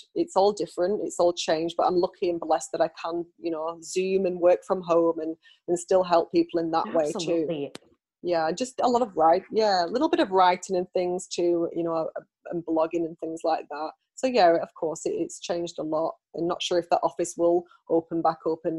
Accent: United Kingdom; now in United States; I'm British

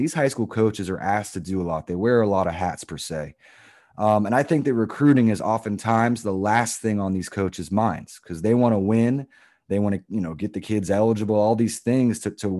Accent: Florida, United States; I grew up in Florida as well.

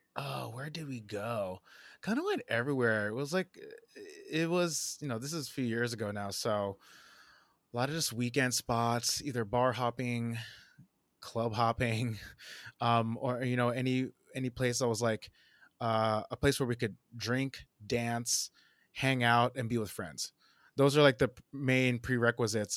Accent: New Jersey, United States; moved away as an adult; also born or lived in Portland, Oregon; now in Brooklyn, United States; born in New Jersey, uh, kinda born and raised

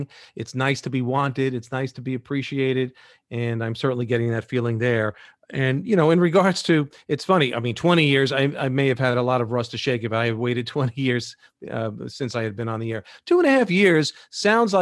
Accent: New York, United States; I am a New Yorker and part of New York's very own

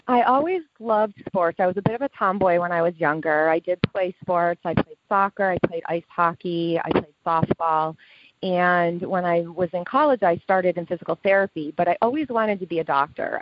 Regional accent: Lewiston, New York, United States; also born or lived in Buffalo, New York; I was born and raised in Lewiston, New York, and I live in a suburb of Buffalo, New York.

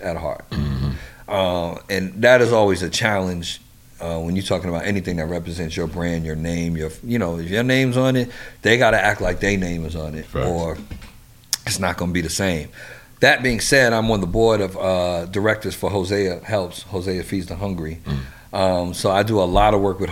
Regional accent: New York, United States; also born or lived in Washington, D.C.; I'm from New York

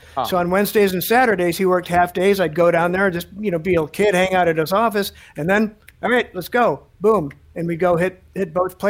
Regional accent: Chicago, Illinois, United States; I grew up in Chicago

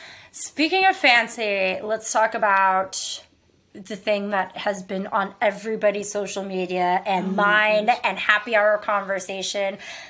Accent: Texas, United States; moved away; I grew up in Texas

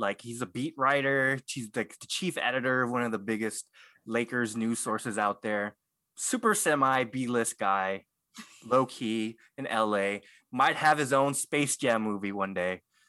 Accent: Philippines; I'm glad I did. I would have failed as a Filipino if I.

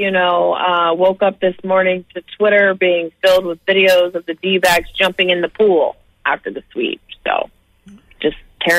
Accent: Richmond, Virginia, United States; Growing up in Richmond with the Richmond Braves right down the street

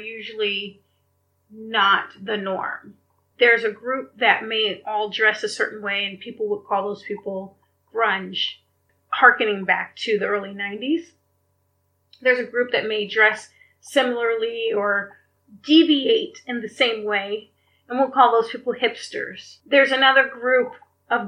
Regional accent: the South, United States; growing up in the South

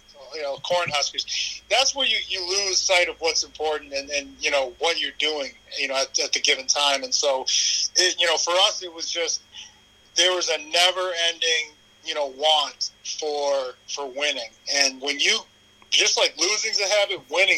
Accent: Massachusetts, United States; moved away; also born or lived in San Diego, California / Maine; I was born in San Diego during the strike year, but because my dad played for the Patriots, I grew up in Massachusetts.

